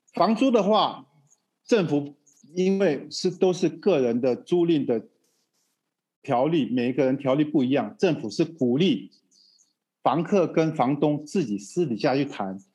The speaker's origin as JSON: {"language": "Chinese", "country": "Taiwan", "moved": "yes", "lives_now": "Brazil", "said": "我们台湾话就有百，有拍，有保庇啦"}